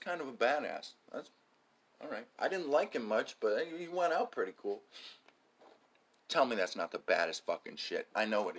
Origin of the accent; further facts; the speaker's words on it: United States; I'm an American